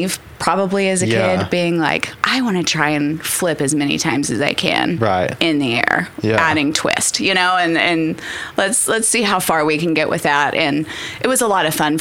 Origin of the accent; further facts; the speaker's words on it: Edmond, Oklahoma, United States; moved away as an adult; Edmond, I was born and raised in Edmond